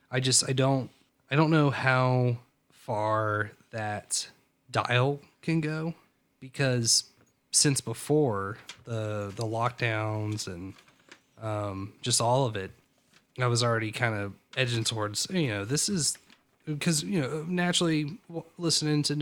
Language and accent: English; East Coast, United States; I always like the diesels. I'm from East Coast